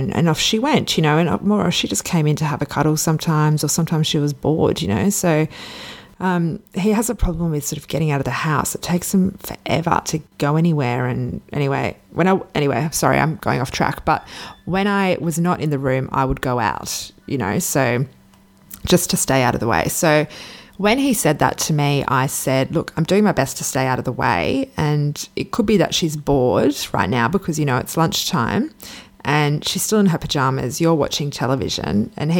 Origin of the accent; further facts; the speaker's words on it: Sydney, New South Wales, Australia; which I'm originally from Sydney, but I was living in Perth.